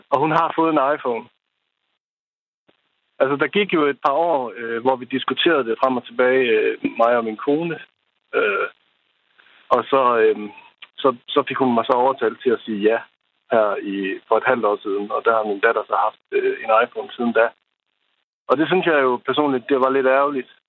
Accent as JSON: {"language": "Danish", "town": "Aalborg", "region": "North Denmark Region", "country": "Denmark", "said": "Jeg, øh, jeg er rent faktisk fra Aalborg, men jeg arbejder"}